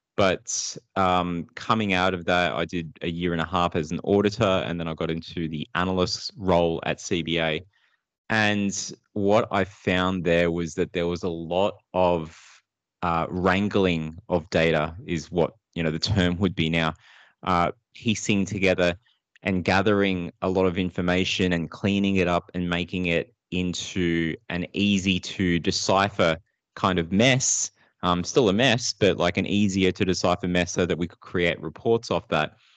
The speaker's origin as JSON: {"language": "English", "town": "Sydney", "region": "New South Wales", "country": "Australia", "tie": "born or raised there", "also_born_or_lived": "Philippines", "said": "I grew up in Sydney. Uh, I, with my family, moved there, uh, at the age of two. So we moved from the Philippines, migrated over here"}